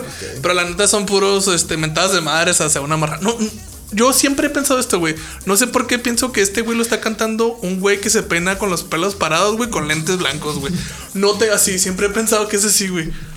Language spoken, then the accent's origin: Spanish; Ciudad Juárez, Chihuahua, Mexico; somos de Ciudad Juárez